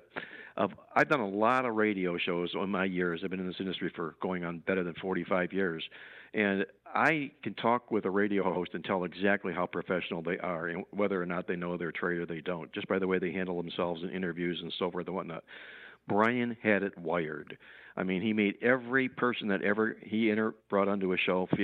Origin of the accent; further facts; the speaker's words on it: Cleveland, Ohio, United States; I grew up in Cleveland